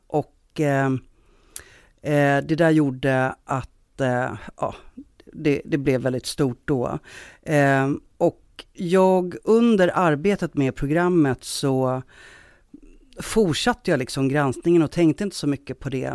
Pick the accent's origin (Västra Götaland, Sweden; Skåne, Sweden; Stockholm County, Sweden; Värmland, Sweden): Stockholm County, Sweden; Stockholm; moved away as an adult; now in Gothenburg, Sweden; Jag är från Stockholm, men jag har bott i Göteborg ganska många år nu